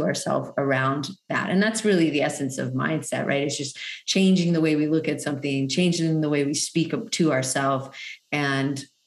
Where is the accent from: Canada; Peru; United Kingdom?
Canada; moved away as an adult; also born or lived in Hawaii Island, Hawaii; now in Maui, United States; I'm originally from Canada